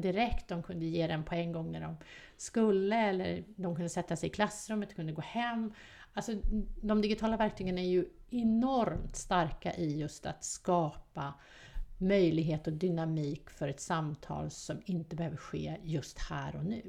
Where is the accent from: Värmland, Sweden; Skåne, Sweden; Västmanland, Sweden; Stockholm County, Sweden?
Stockholm County, Sweden; Stockholm; jag kommer från Västerort, jag älskar Västerort